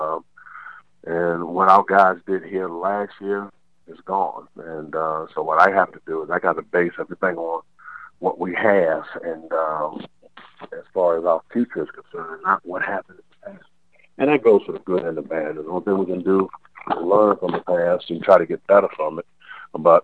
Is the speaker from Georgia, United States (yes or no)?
no; Baltimore, Maryland, United States; now in Elizabeth City, United States; I'm from Baltimore